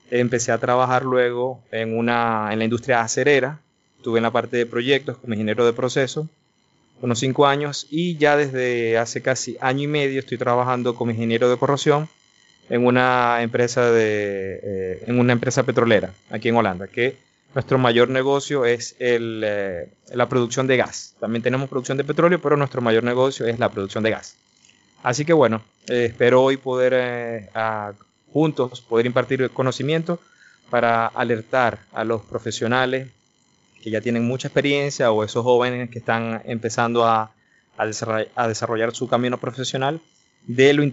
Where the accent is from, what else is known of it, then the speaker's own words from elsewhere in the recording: Maracaibo, Zulia, Venezuela; moved away as an adult; now in Netherlands; yo soy eh, venezolano de Maracaibo